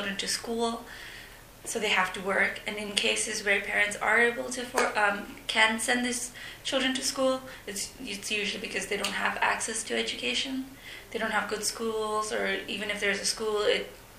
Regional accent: Bhutan; moved away; having grown up in Bhutan

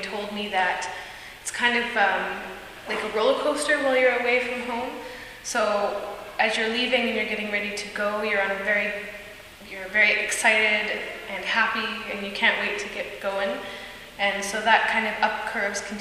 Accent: North Vancouver, British Columbia, Canada; I'm from Vancouver, from North Van.

